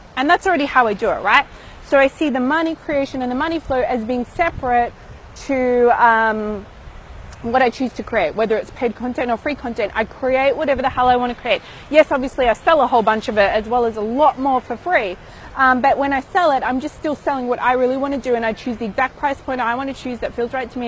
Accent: Melbourne, Victoria, Australia; moved away; back in my hometown of Melbourne

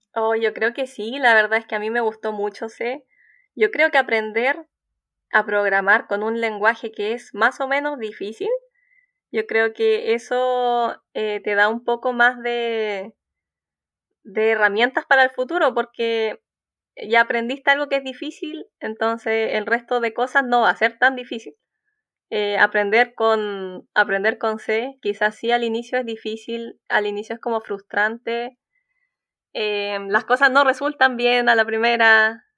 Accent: Concepción, Biobío, Chile; Yo soy de Concepción, así que es una universidad que está en mi región

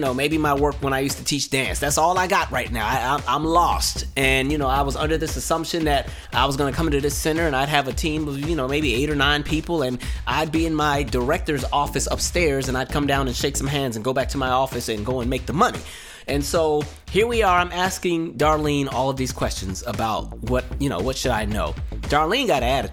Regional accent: West Coast, United States; moved away; I'm from the West Coast.

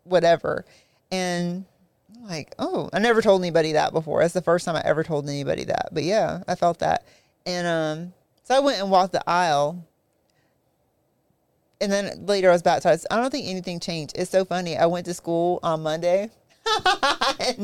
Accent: South Carolina, United States; we grew up in South Carolina

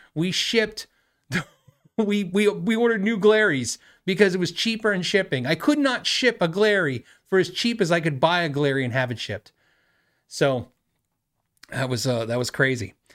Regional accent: Tucson, Arizona, United States; I'm from Tucson

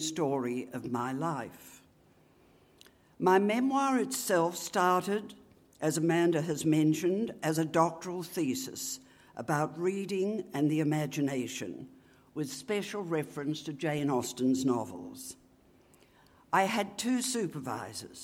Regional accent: Griffith, New South Wales, Australia; moved away; at their annual concerts in my hometown of Griffith

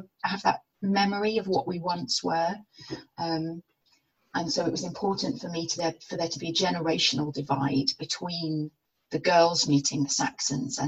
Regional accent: North Wales, United Kingdom; now in England, United Kingdom; I grew up in North Wales, and my family are bilingual, and I grew up bilingual as well.

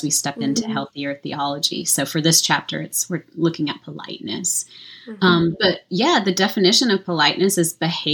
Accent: Deep South, United States; I grew up in the Deep South, the Bible Belt

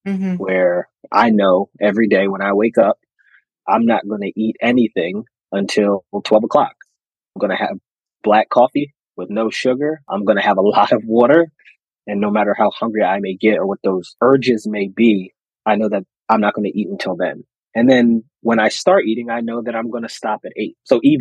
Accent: Philadelphia, Pennsylvania, United States; I'm from the Philly area.

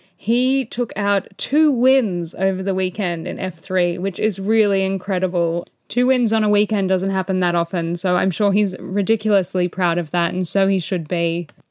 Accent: Australia; as an Aussie

